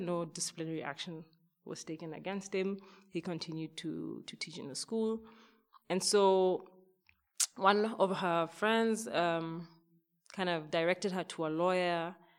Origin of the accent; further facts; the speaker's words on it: Kenya; a young girl growing up in Kenya